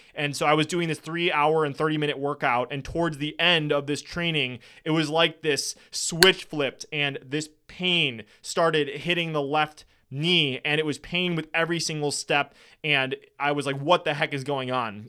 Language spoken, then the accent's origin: English; Wisconsin, United States; I'm from Wisconsin